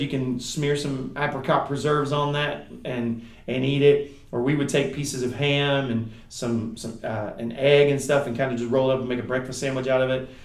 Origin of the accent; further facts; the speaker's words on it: United States; us, the American Christians